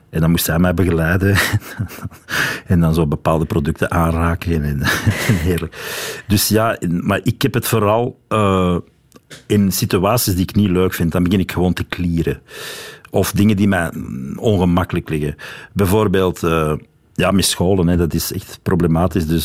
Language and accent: Dutch; Wevelgem, Flanders, Belgium; accent: Wevelgem dialect; moved away; Ik ben van Wevelgem, ja